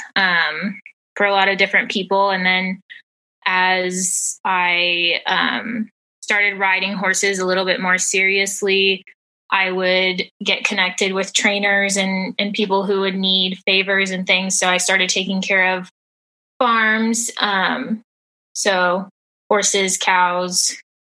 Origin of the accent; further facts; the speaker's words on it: Georgia, United States; also born or lived in North Texas; now in Texas, United States; I am originally from North Texas and lived there for a little over 7 years before moving to Georgia, and spent 15 years living in the metropolitan area before moving back to Texas, where I currently live